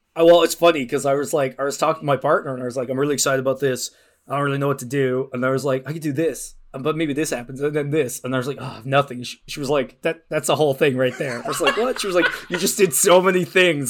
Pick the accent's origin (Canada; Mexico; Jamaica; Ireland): Ireland; moved away as an adult; I'm from Ireland. I moved here about ten years ago.